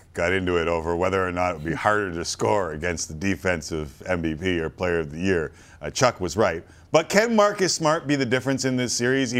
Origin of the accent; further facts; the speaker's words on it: Canada; we're Canadian